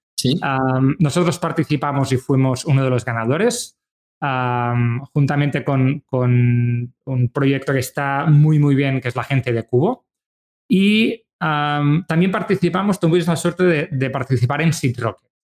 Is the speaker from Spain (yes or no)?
yes; Manresa, Catalonia, Spain; nosotros somos de Manresa, que es una ciudad cercana a Barcelona